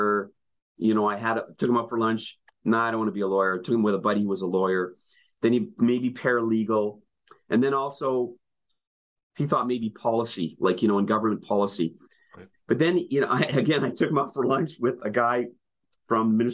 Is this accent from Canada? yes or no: yes; Winnipeg, Manitoba, Canada; moved away; I'm originally from Winnipeg. I went to what was called the vocational school.